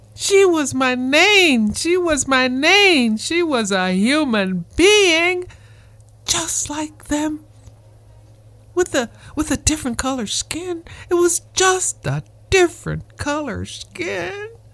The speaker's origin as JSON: {"language": "English", "town": "Maringouin", "region": "Louisiana", "country": "United States", "tie": "born or raised there", "moved": "yes", "lives_now": "Camarillo, United States", "said": "my hometown, Maringouin"}